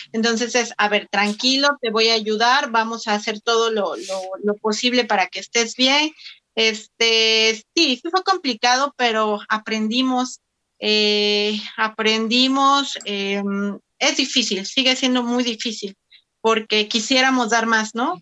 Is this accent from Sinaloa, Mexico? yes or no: no; Oaxaca, Mexico; soy de Oaxaca.